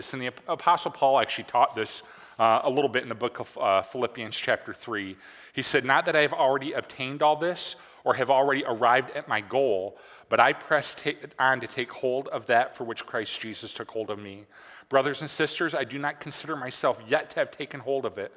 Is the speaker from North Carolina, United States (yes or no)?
no; Michigan, United States; growing up in Michigan